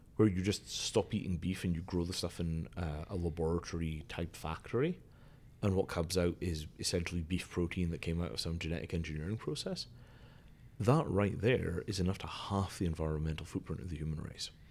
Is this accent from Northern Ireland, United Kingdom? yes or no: no; Scotland, United Kingdom; I grew up in Scotland